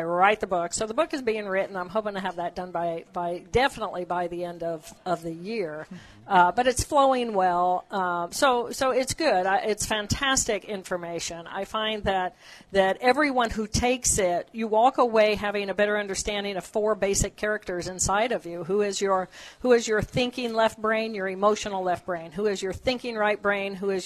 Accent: Terre Haute, Indiana, United States; I grew up in Terre Haute

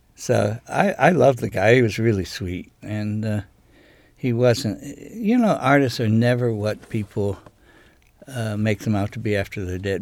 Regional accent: United States; now in Maine, United States; I was raised on Chesapeake Bay

